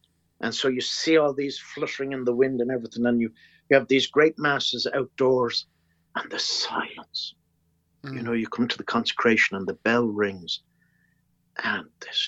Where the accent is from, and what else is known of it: Ireland